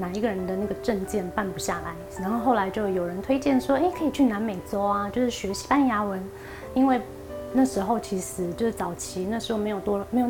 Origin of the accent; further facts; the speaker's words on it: Taiwan; 只是上课大家就是不知道在就是外就是外国人，就是只有我一个台湾人，